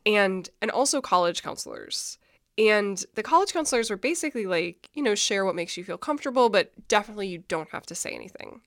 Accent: Minnesota, United States; I'm from Minnesota. I grew up super religious

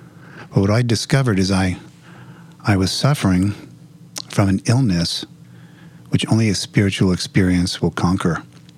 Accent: Los Angeles, California, United States; I'm from the Los Angeles area.

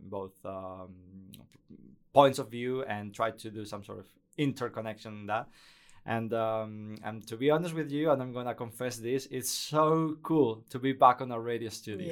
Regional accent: Spain; English is a second language; moved away as an adult; also born or lived in Basque Country; now in Netherlands; I was working for the main radio station in, in Spain, Cadena Ser. Not in Madrid, that was in my hometown

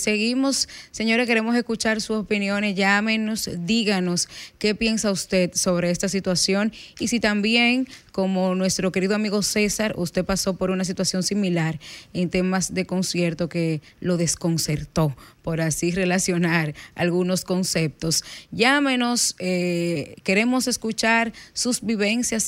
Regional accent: Bonao, Monseñor Nouel, Dominican Republic; moved away; ayer me tocó ir a Bonao, a mi pueblo

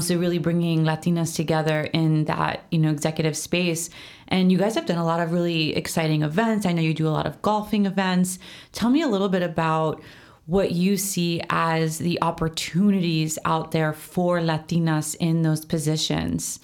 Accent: United States; I was born in America, I'm Puerto Rican and Italian

